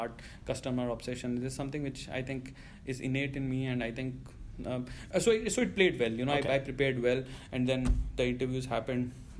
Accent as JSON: {"language": "English", "country": "India", "accent": "heavy Indian", "moved": "as an adult", "said": "I have a very heavy Indian accent"}